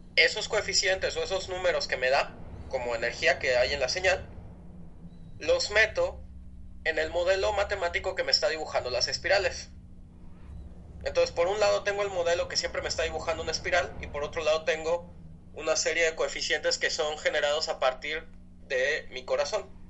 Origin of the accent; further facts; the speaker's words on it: Villahermosa, Tabasco, Mexico; yo crecí en Villahermosa, Tabasco